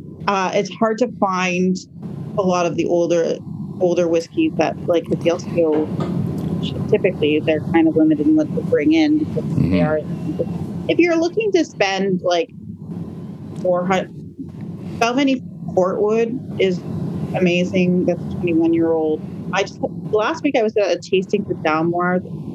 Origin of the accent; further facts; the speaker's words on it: United Kingdom; That's really like my go-to in that category, just as a British, like, feeling nice.